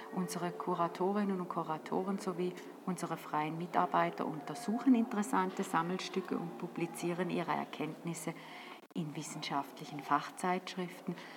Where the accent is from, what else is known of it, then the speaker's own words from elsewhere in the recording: St. Gallen, Switzerland; als St. Galler